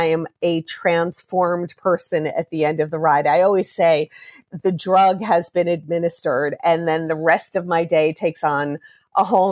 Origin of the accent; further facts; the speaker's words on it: Roslyn, New York, United States; I grew up in Roslyn, Long Island.